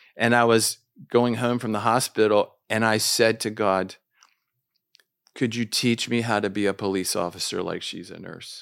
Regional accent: Washington, District of Columbia, United States; moved away as an adult; also born or lived in Jordan; I'm from Washington, D C

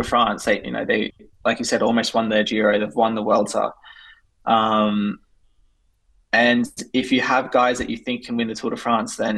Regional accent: Australia; we're both Australian.

